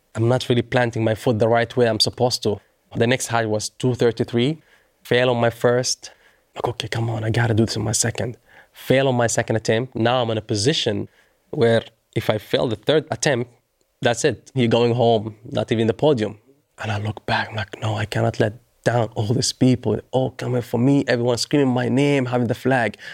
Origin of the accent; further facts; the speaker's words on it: Doha, Qatar; in front of my hometown.